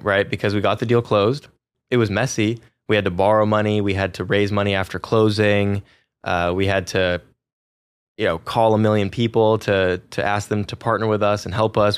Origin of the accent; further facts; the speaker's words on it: Silicon Valley, California, United States; I grew up in Silicon Valley, California